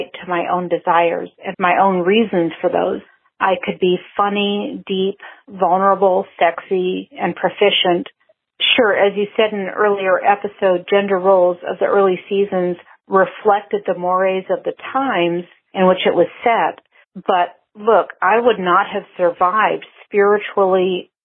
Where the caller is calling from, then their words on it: Anchorage, Alaska, United States; also born or lived in Mexico; I'm calling you from Anchorage, Alaska